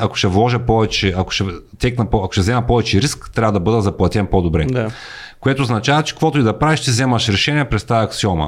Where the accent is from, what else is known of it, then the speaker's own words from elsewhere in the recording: Bulgaria; moved away as an adult; now in United States; ние сме си българи там